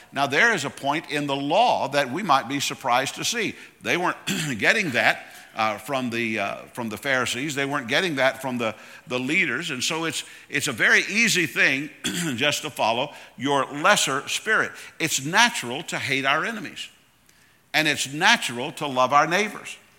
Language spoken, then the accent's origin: English; Tallahassee, Florida, United States; I'm from Tallahassee, Florida.